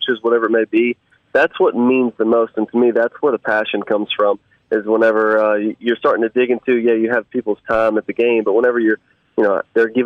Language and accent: English; Raymond, Mississippi, United States; I grew up in Raymond and spent, most of my life there, and that's home to me